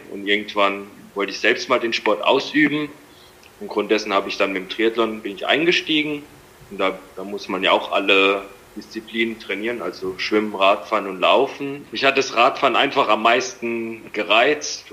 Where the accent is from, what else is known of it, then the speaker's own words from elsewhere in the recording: Landau, Rhineland-Palatinate, Germany; ich komme aus der Pfalz in der Nähe von Landau